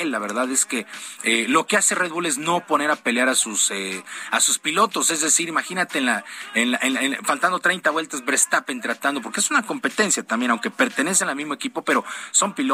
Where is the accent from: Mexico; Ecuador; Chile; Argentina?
Mexico; nos falta aquí como mexicanos